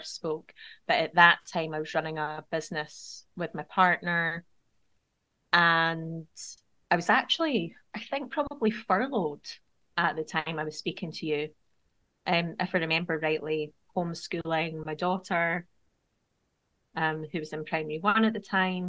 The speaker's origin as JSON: {"language": "English", "town": "Edinburgh", "region": "Scotland", "country": "United Kingdom", "tie": "born or raised there", "moved": "as an adult", "lives_now": "Scottish Borders, United Kingdom", "said": "I've also recently moved from my hometown of Edinburgh to the Scottish borders"}